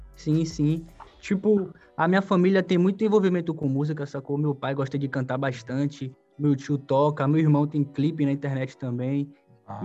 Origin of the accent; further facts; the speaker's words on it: Salvador, Bahia, Brazil; Salvador, sou da Liberdade